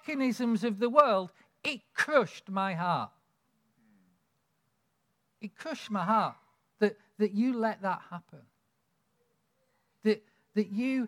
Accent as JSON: {"language": "English", "area": "Lake District", "region": "North West England", "country": "United Kingdom", "tie": "born or raised there", "said": "I grew up in the Lake District"}